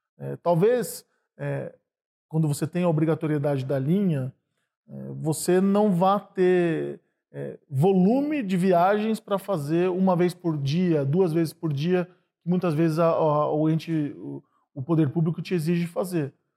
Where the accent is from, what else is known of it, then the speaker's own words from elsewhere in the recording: Sorocaba, São Paulo, Brazil; moved away as an adult; now in São Paulo, Brazil; eu vim do interior de São Paulo para estudar aqui em São Paulo, vim de Sorocaba